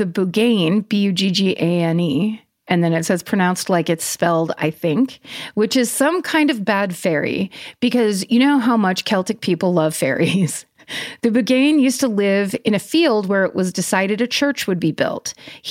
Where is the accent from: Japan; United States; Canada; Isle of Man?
Isle of Man; I grew up on the Isle of Man. I know where that is. Which is the tiny spit of land between England and Ireland